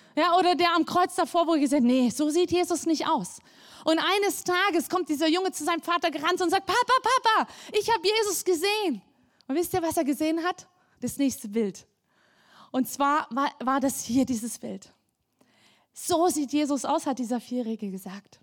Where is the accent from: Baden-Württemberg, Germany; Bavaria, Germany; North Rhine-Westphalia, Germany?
Baden-Württemberg, Germany; Black Forest; bei uns im Schwarzwald